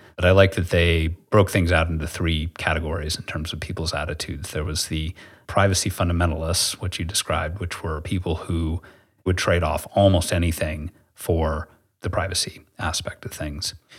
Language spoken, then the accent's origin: English; United States; being this American